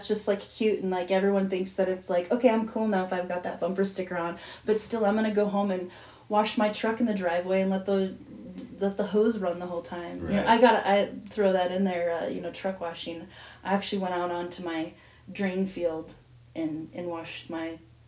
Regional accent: South Dakota, United States; Growing up in South Dakota

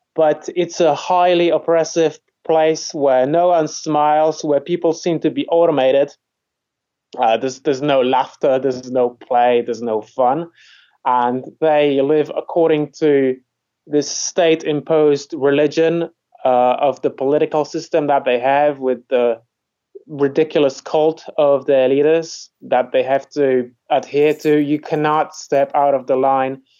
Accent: Poland; moved away as an adult; now in England, United Kingdom; I come from Poland. I didn't really like it, and uh, I moved out when I was 24

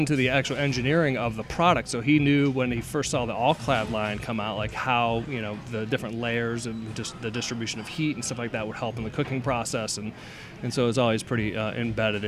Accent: Ohio, United States; also born or lived in Charleston, South Carolina; now in Atlanta, United States; I grew up in Sugarland Falls, Ohio

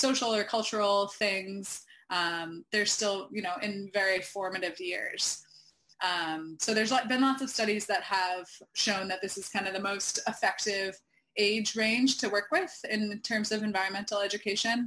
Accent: Camden, Maine, United States; in 2018 in Camden, Maine, my hometown

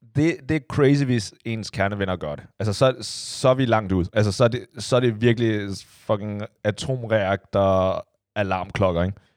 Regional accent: China; now in Denmark; jeg er fra Kina igen

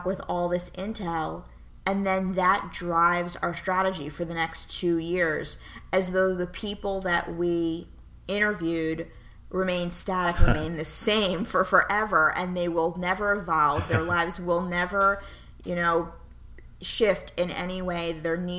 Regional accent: New York City, New York, United States; moved away as an adult; also born or lived in Pittsburgh; born and raised in New York City

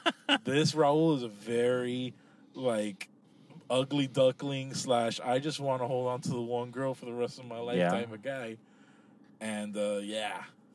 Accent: Kendall, Florida, United States; also born or lived in Hialeah / Homestead; I grew up, born in Hialeah, actually. I was raised in Hialeah for like 3 years of my life. And then I grew up in Kendall. I lived in Homestead for a little bit, back in Kendall.

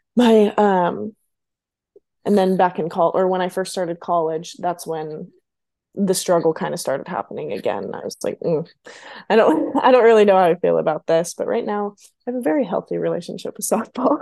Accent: Visalia, California, United States; moved away as an adult; now in Ohio, United States; I am originally from Visalia, California, so quite a ways from home.

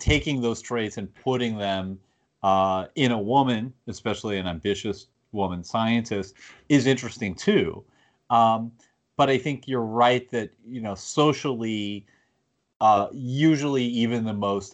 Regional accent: United States; as an American

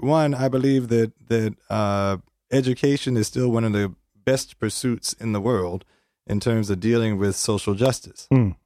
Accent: Richmond, Virginia, United States; I grew up in Virginia, Richmond.

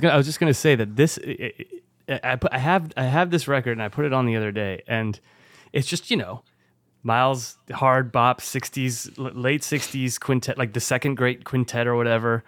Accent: Bordeaux, Nouvelle-Aquitaine, France; my hometown

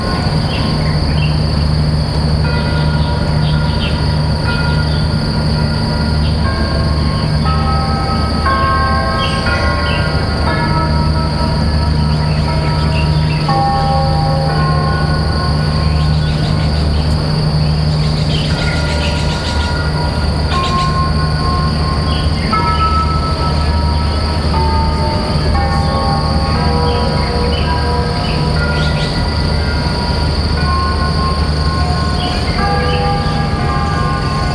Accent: Shanghai, China; moved away; my hometown, Shanghai

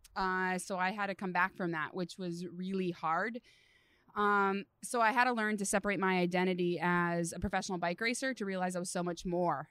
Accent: Redding, California, United States; also born or lived in Los Alamos, California / Abilene, Texas; born on a cattle ranch, uh, in Los Alamos, California, so pretty far from civilization, and then grew up the rest in Redding, California, so super NorCal

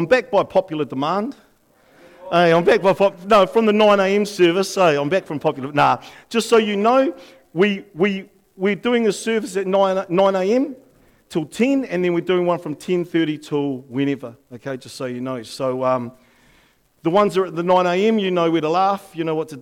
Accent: New Zealand; our Prime Minister went over to Aussie to meet the new Prime Minister

